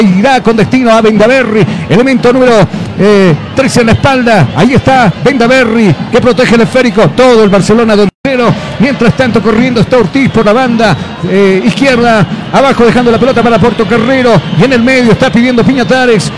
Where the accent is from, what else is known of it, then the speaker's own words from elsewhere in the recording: Bolivia; moved away; also born or lived in Ecuador; como buen boliviano